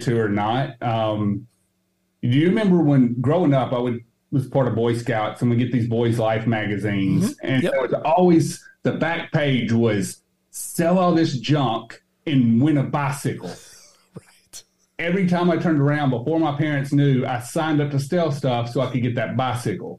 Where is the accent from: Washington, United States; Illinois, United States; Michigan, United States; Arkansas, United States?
Arkansas, United States; moved away as an adult; also born or lived in Little Rock, Arkansas / Searcy, Arkansas / Jonesboro, Arkansas; now in Knoxville, United States; I grew up in Little Rock, the central area. I moved to South Arkansas and went there